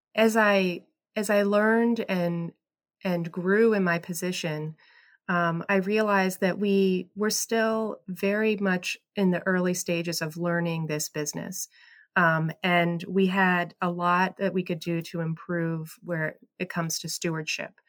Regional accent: State College, Pennsylvania, United States; I grew up in State College around Penn State

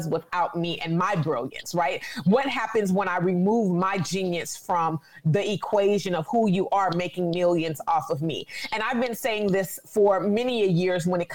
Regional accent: California, United States; I'm from California

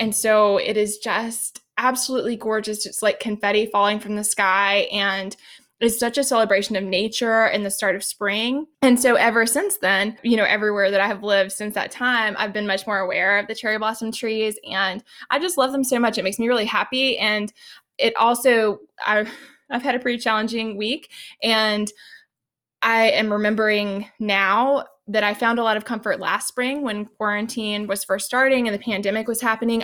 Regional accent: Georgia, United States; moved away; also born or lived in Japan; I grew up in Georgia

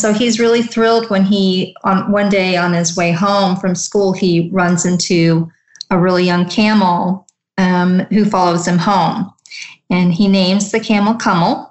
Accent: United States; I was born and raised in the United States, my parents immigrated from India

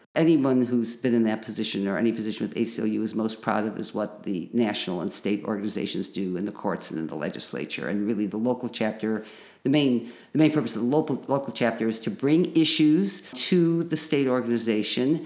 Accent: Chicago, Illinois, United States; moved away as an adult; now in Champaign-Urbana, United States; I grew up in Chicago

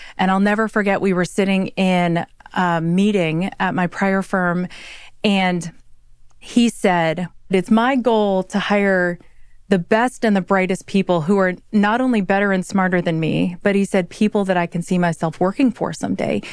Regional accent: Midwest, United States; I am a Midwesterner, if you will. And so I grew up with one side of my family being up at four in the morning

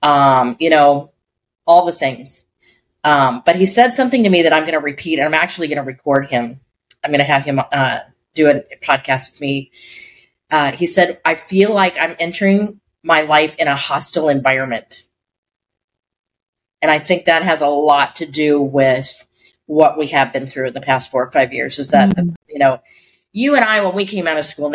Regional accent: Colorado, United States; my husband and I grew up in Colorado

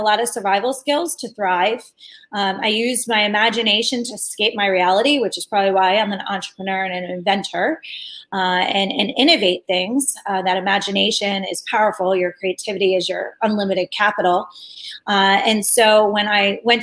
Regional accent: Media, Pennsylvania, United States; I was born in Philadelphia, right outside of Philadelphia, in this place called Media

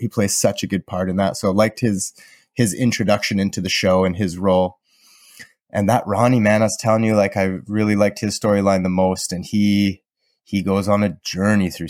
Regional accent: Southern Alberta, Canada; I learned growing up in Southern Alberta

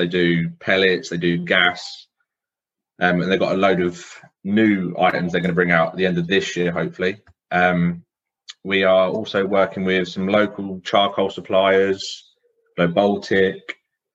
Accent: Milton Keynes, South East England, United Kingdom; I'm from Milton Keynes

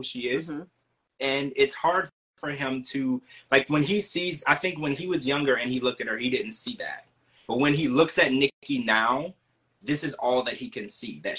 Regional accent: Louisiana, United States; I was raised in Louisiana

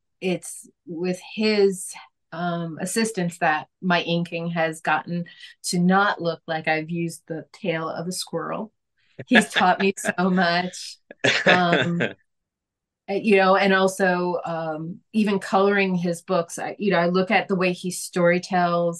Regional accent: New York City, New York, United States; also born or lived in Michigan; I grew up in New York

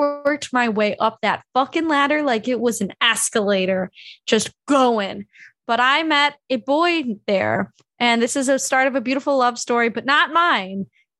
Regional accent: a suburb outside Chicago, Illinois, United States; moved away as an adult; also born or lived in Wisconsin; I was the Jew to these people, whereas I grew up in a suburb outside Chicago. There were plenty of us hanging around.

